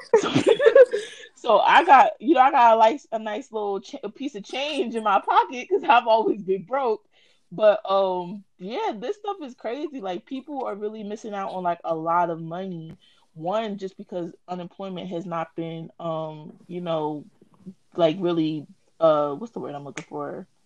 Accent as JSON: {"language": "English", "region": "New Jersey", "country": "United States", "said": "I'm from Jersey"}